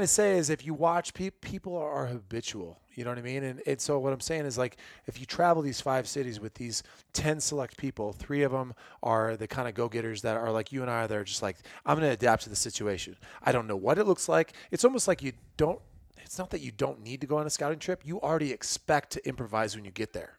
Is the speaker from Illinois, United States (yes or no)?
yes; Illinois, United States; moved away; I grew up in Illinois